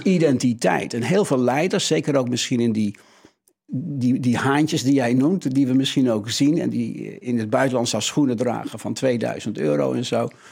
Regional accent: Netherlands; Dat zit echt in onze, ons DNA als, als Hollanders

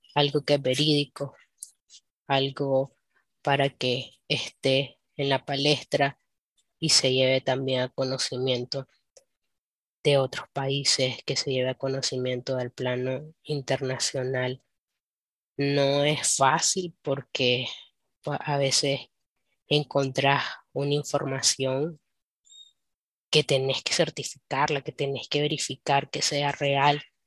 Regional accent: Nicaragua; como nicaragüense tenés

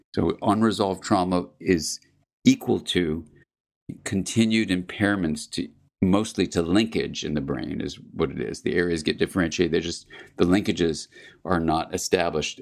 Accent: California, United States; I'm from California

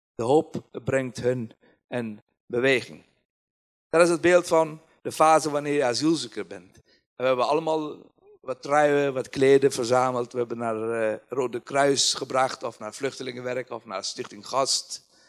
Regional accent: Kabul, Afghanistan; Dutch is a second language; moved away as an adult; now in Nijmegen, Netherlands; Afghanistan, Kabul is een land waar, of een stad waar mijn verleden daar is en heden, maar ik heb daar geen toekomst.

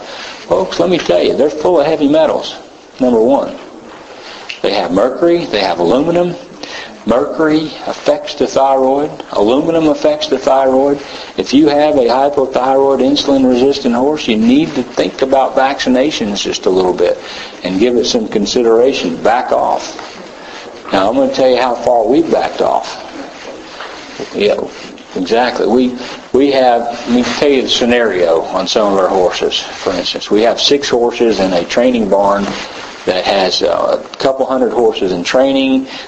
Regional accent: Tennessee, United States

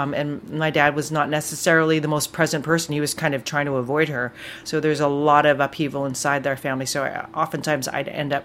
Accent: North Vancouver, British Columbia, Canada; Where I grew up in Lynn Valley

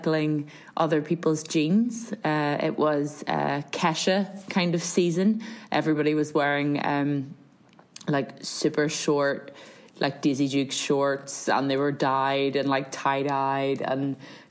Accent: County Down, Northern Ireland, United Kingdom; I am from County Down, South Down, that general region of Northern Ireland

